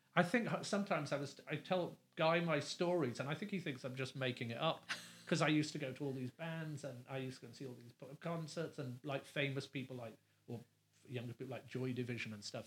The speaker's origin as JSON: {"language": "English", "region": "London", "country": "United Kingdom", "also_born_or_lived": "England", "moved": "as an adult", "lives_now": "Los Angeles, United States", "said": "I still say I live in LA, but London is home"}